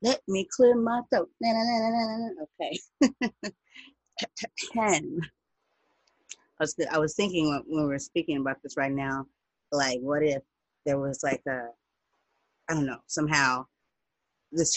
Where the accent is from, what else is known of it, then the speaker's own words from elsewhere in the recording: United States; I'm not from Africa. I'm black. I'm American.